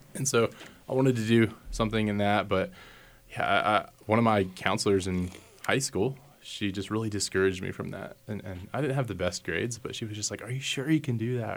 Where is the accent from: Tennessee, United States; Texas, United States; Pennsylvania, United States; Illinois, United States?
Texas, United States; Castroville; moved away as an adult; also born or lived in Massachusetts / Maryland; now in Hays, United States; I am from Texas originally, a little bitty town called Castroville